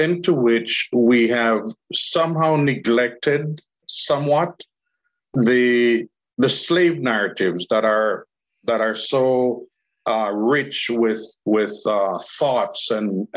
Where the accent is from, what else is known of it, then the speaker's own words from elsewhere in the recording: Jamaica; I'm Jamaican